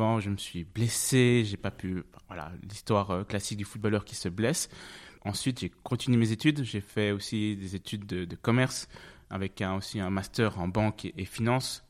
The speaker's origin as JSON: {"language": "French", "area": "French-speaking Switzerland", "region": "Romandy", "country": "Switzerland", "tie": "born or raised there", "also_born_or_lived": "Zug", "first_language": "French", "moved": "as an adult", "lives_now": "Zurich, Switzerland", "said": "je suis né en Suisse. Je suis né en Suisse, à Zug"}